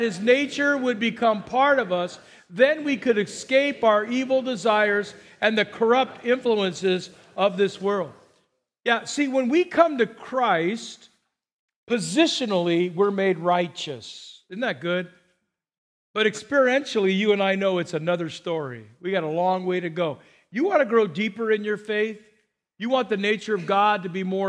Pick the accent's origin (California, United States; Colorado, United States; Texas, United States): California, United States; Burbank; when I grew up in Burbank near Los Angeles